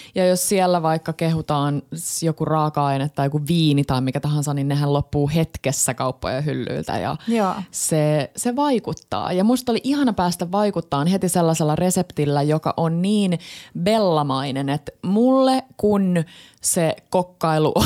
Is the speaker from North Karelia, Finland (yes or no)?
no; Tampere, Pirkanmaa, Finland; mä oon Tampereelta